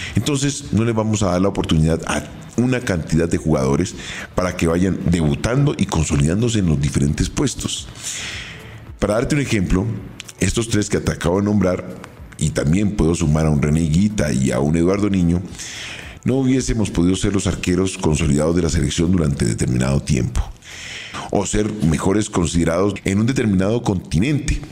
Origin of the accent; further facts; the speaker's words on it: Colombia; Somos colombianos, sudamericanos